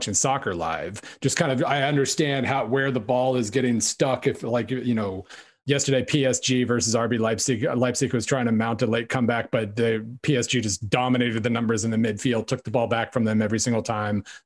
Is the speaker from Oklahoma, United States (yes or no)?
yes; Oklahoma, United States; I grew up in Oklahoma